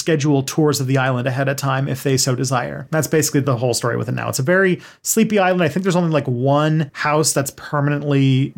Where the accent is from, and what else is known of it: Canada